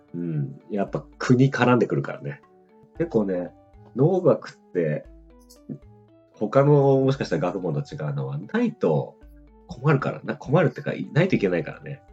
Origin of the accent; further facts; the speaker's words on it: Greater Tokyo Area, Japan; 首都圏の高校出身